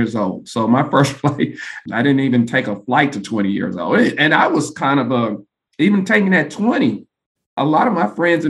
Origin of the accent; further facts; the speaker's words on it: Ohio, United States; I'm originally from Ohio.